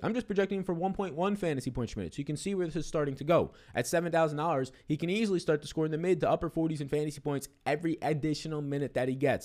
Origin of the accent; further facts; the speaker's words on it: New York City, New York, United States; also born or lived in Brooklyn, New York; born and raised in Staten Island, New York